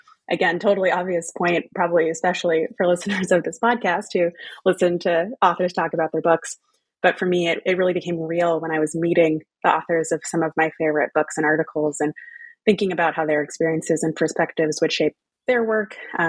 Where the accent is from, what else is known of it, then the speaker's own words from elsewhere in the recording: Texas, United States; also born or lived in Louisiana / New England / United Kingdom; In my case, that's family roots in Louisiana, growing up in Texas, going to college in New England, and going to the UK for grad school.